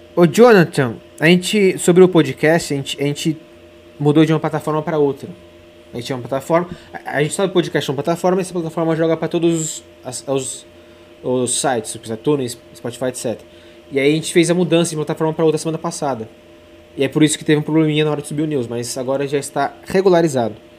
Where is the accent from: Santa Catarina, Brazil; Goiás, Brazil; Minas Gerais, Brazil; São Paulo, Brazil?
São Paulo, Brazil; São José dos Campos; moved away as an adult; now in São Paulo, Brazil; São José dos Campos, ali para Matheus Rodrigues, minha cidade natal